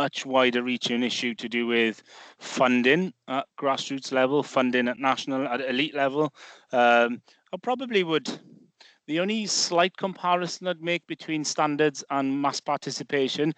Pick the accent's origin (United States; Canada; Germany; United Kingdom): United Kingdom; Wales; Growing up in Wales here, when I was a youngster